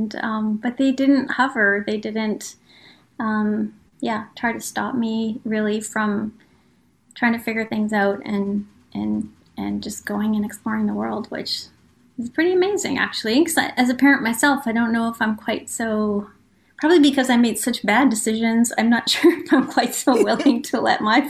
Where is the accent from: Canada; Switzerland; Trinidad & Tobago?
Canada; Melfort, Saskatchewan; moved away as an adult; now in British Columbia, Canada; I'm from Melfort, Saskatchewan. I'm a small town girl